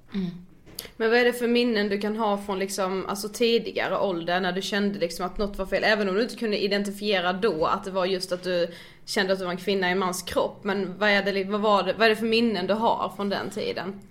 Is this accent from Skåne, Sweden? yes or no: no; Karlshamn, Blekinge, Sweden; moved away; vi har varit hemma i Karlshamn i helgen